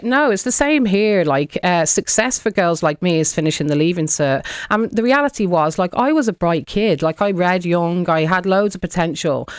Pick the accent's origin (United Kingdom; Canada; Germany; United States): United Kingdom; I was in the U K